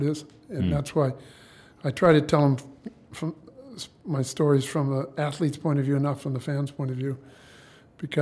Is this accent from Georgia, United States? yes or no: no; Southern California, United States; I grew up in Southern California